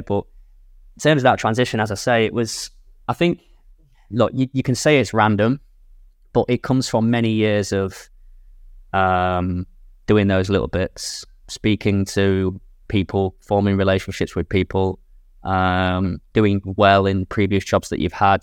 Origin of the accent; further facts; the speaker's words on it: England, United Kingdom; moved away as an adult; now in Jeddah, Saudi Arabia; I'm from England